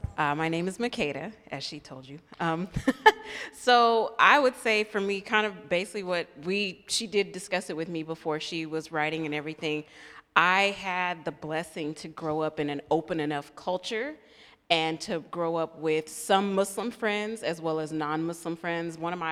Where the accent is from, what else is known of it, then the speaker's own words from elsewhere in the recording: the South, United States; I'm a white male. I'm from the South.